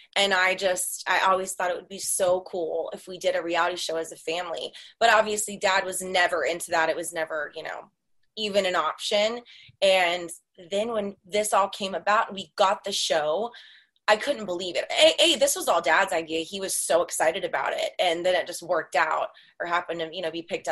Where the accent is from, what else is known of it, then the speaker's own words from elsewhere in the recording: Dallas, Texas, United States; I am from Dallas